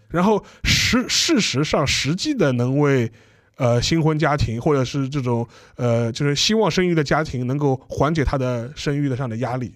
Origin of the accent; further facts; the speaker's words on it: China; 站在我们中国人的角度来